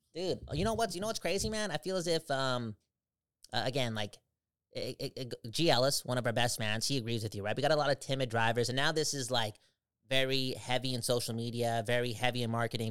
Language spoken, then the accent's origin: English; Canada; I'm Canadian. I am Canada